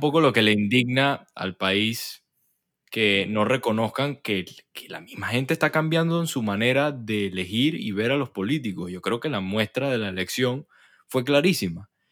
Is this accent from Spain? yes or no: no; Venezuela; now in Panama; yo soy venezolano, a pesar de que tengo años viviendo aquí en Panamá